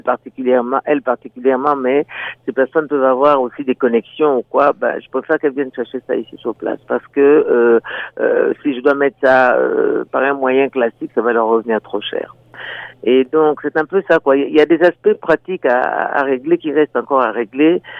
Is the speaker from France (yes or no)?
no; DR Congo; moved away as an adult; now in Niagara, Canada; je viens de la République démocratique du Congo, au cœur de l'Afrique